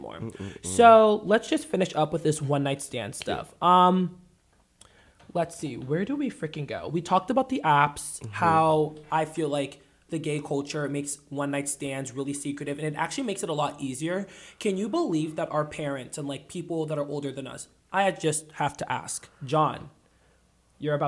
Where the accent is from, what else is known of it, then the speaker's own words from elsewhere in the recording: the South, United States; I grew up in the South